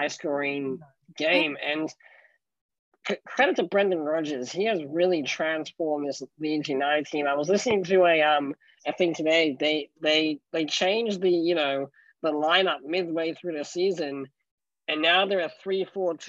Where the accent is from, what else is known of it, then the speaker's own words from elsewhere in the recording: Australia; I'm Australian